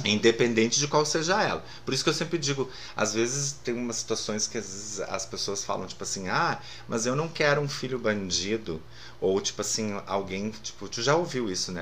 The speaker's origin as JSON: {"language": "Portuguese", "town": "Lajeado", "region": "Rio Grande do Sul", "country": "Brazil", "tie": "born or raised there", "also_born_or_lived": "Porto Alegre", "moved": "yes", "said": "eu também nasci em Lajado"}